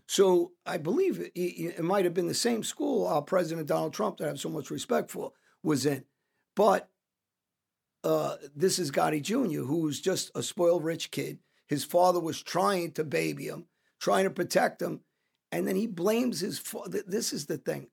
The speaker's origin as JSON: {"language": "English", "region": "New Jersey", "country": "United States", "tie": "born or raised there", "said": "I grew up around South Jersey"}